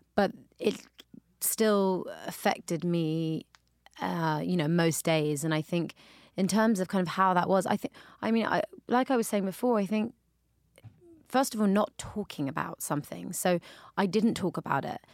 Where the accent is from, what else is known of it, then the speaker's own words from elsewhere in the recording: London, United Kingdom; now in New York, United States; growing up in London, we obviously have a big Jamaican community there